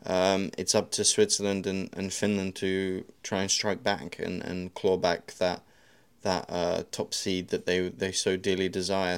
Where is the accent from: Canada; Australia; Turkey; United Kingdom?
United Kingdom; You could be British like me